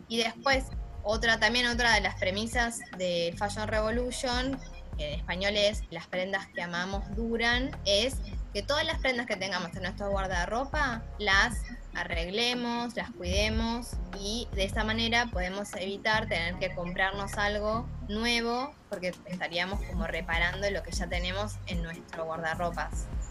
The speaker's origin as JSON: {"language": "Spanish", "town": "La Salada", "region": "Buenos Aires Province", "country": "Argentina", "tie": "born or raised there", "said": "donde yo nací, en La Salada, estaba el riachuelo"}